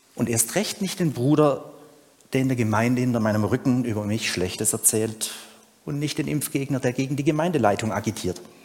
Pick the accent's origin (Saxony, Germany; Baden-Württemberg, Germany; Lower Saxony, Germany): Baden-Württemberg, Germany; Urbach; bei uns zu Hause in Ober- und Unterurbach